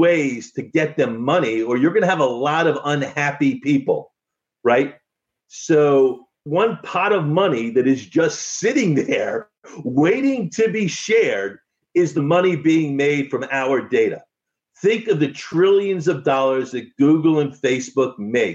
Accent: United States; as an American

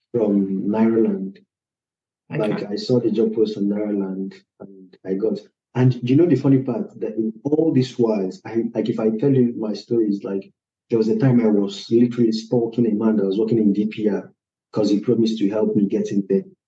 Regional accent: Nigeria; now in Poland; I'm a Nigerian, but I'm living in Poland

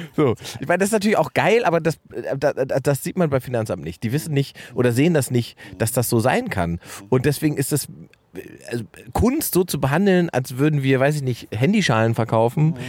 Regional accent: Germany; dass ich nicht Brasilianer bin, sondern dass ich Deutsch bin

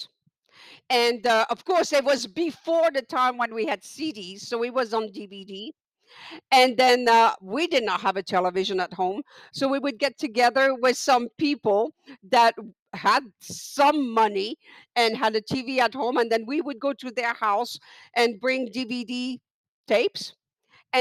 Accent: Niger; the country that I come from is Niger, not to be confused with Nigeria

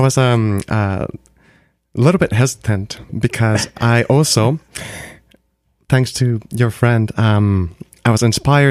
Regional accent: Vancouver, British Columbia, Canada; Well, we're both from Vancouver, Canada

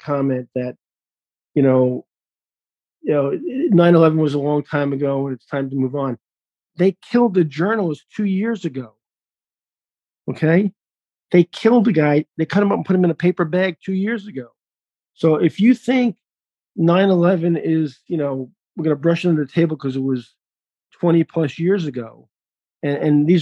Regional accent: New York, United States; moved away; I'm a New Yorker

